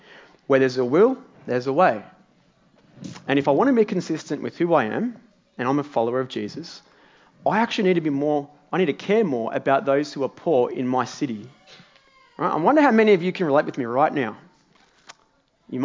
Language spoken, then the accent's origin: English; Morwell, Victoria, Australia; now in Melbourne, Australia; my hometown of Morwell.